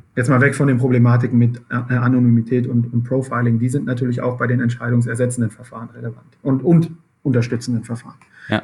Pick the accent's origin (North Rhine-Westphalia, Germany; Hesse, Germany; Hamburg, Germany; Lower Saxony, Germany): North Rhine-Westphalia, Germany; Dortmund; ich komme selber aus dem Ruhrgebiet